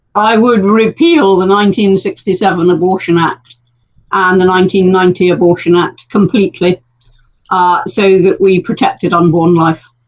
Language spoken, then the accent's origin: English; United Kingdom; we're very British